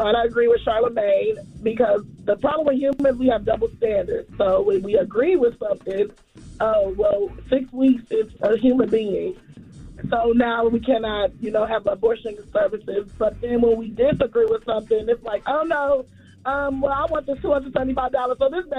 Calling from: Atlanta, Georgia, United States; from Atlanta.

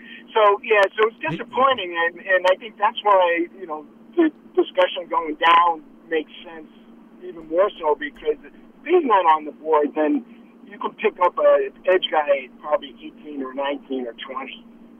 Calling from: North Carolina, United States; Hey, John and Lance. … from North Carolina.

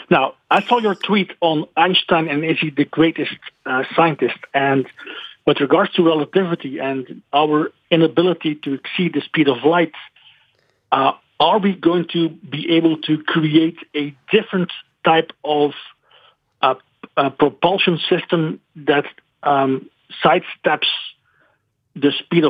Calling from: Belgium; I am calling from Belgium.

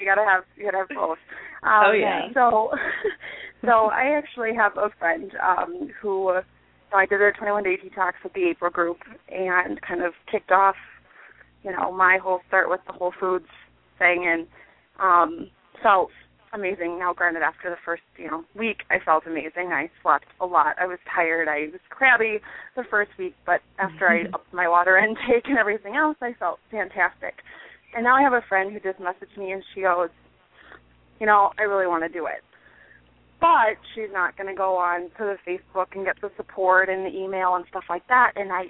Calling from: Wisconsin, United States; I'm calling from Wisconsin.

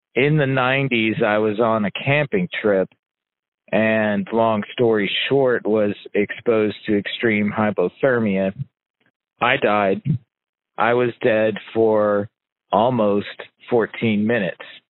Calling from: Indianapolis, Indiana, United States; I'm calling you from Indianapolis, Indiana.

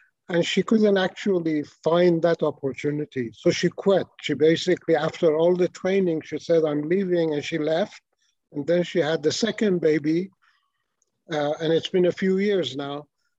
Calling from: Columbus, Ohio, United States; I'm calling from Columbus, Ohio. I've been here for about 8 years in Ohio.

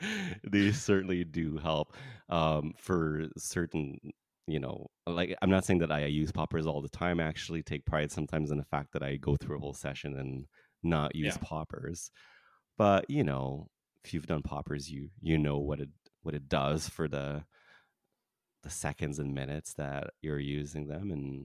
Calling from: Canada; I'm talking from Canada here, and in Canada, poppers are technically illegal.

